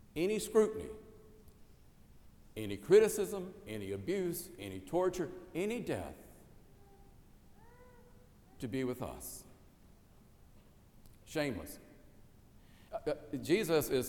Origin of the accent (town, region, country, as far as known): South Carolina, United States; born or raised there